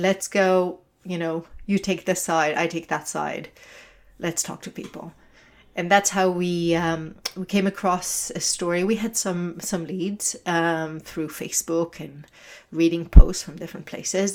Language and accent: English; Israel; moved away; I'm originally from Israel